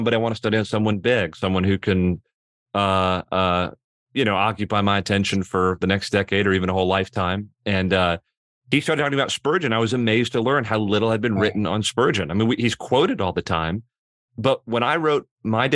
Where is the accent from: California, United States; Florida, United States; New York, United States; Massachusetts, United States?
Florida, United States; Miami; I grew up in Miami, Florida